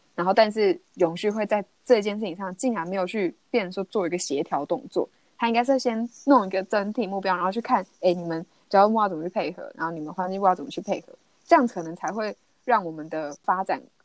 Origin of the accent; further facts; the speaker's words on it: Taiwan; 因为毕竟台湾就是市场是真的比较小，我们就是一个小岛国家